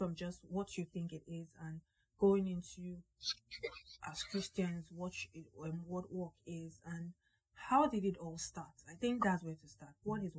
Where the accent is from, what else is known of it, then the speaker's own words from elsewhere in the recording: Nigeria; Work, as in, I'm Nigerian.